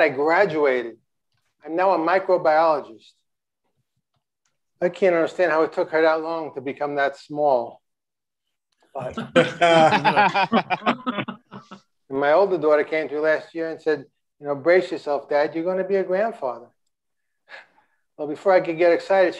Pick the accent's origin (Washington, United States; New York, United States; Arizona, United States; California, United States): New York, United States; Long Island; I'm from Long Island